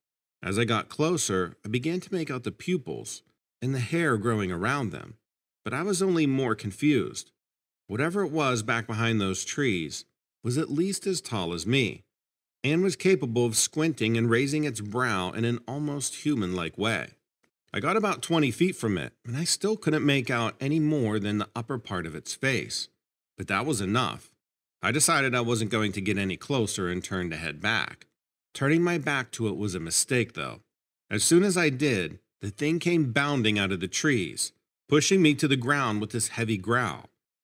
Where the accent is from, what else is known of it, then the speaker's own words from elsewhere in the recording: Ashland, Nebraska, United States; I grew up in Ashland, Nebraska, which is a small town about a half hour from Omaha. I was an only child.